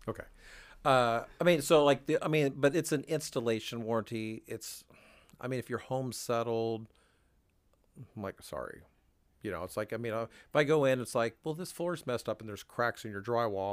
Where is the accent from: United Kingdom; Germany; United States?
United States; Washington; now in Wichita, United States; I grew up in Washington State